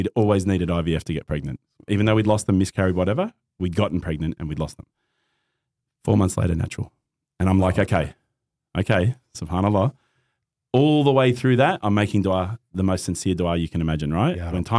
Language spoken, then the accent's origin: English; Christchurch, Canterbury, New Zealand; born there; born in New Zealand, right? Born in Christchurch.